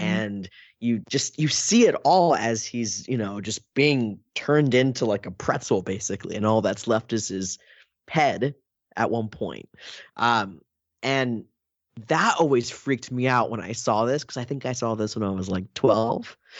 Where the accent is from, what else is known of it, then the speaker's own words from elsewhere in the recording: Oakland, California, United States; I'm from Oakland